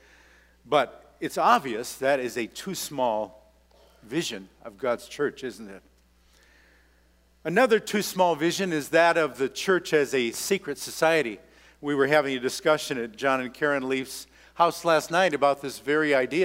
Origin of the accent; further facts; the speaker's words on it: Minnesota, United States; I come from Minnesota, and that's the land of Scandies